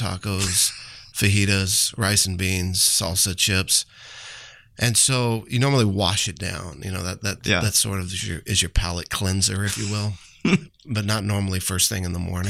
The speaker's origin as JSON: {"language": "English", "town": "San Antonio", "region": "Texas", "country": "United States", "said": "I am from San Antonio, Texas."}